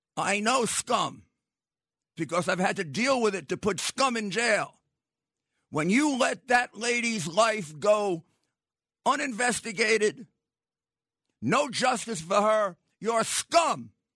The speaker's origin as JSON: {"language": "English", "region": "New York", "country": "United States", "tie": "born or raised there", "said": "I grew up in New York"}